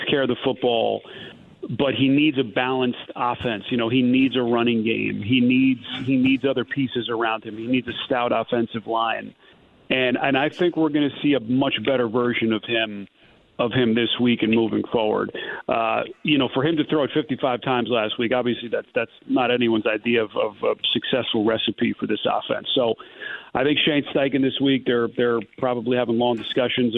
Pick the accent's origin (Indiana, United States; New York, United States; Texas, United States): New York, United States; I grew up in New York